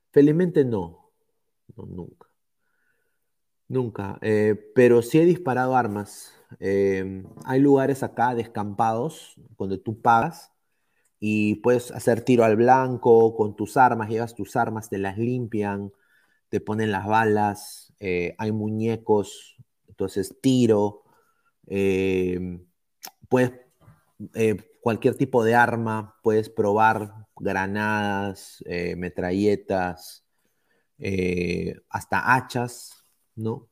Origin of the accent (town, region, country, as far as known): Peru; now in United States